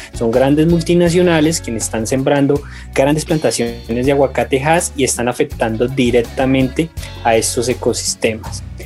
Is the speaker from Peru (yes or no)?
no; Colombia; nos unamos como colombianos